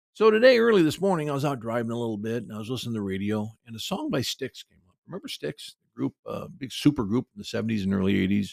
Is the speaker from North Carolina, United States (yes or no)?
no; Cedar Rapids, Iowa, United States; my hometown of Cedar Rapids